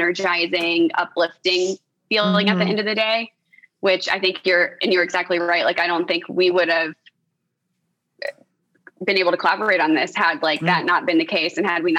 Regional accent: the South, United States; Maybe what you said at the beginning, that I'm from the South.

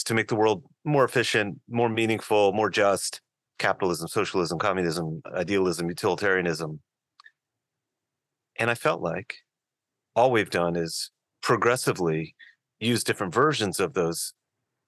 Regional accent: Newton, New Jersey, United States; I'm from a town in the northwest corner of the great state of New Jersey called Newton, New Jersey. That is where I hail from, like my father before me

